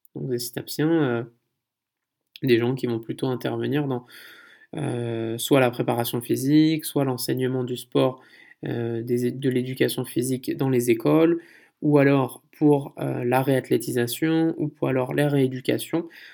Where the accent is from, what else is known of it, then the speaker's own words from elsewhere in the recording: France; moved away as an adult; also born or lived in Canada; now in South Korea; en tant que Français